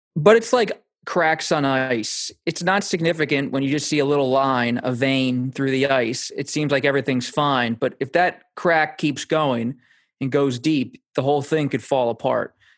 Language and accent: English; Pennsylvania, United States; moved away; my home state in Pennsylvania